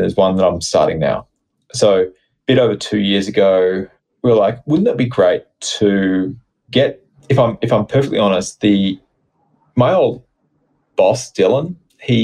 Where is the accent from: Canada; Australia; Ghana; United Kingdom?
Australia; as an Australian